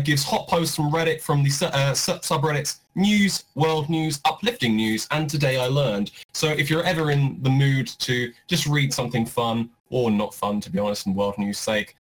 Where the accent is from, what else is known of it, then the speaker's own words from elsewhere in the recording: England, United Kingdom; I'm supporting England because it's my home country